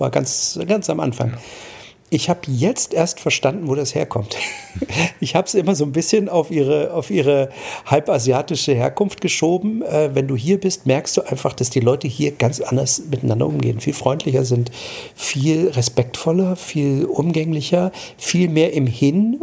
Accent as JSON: {"language": "German", "country": "Germany", "said": "bei uns in Deutschland"}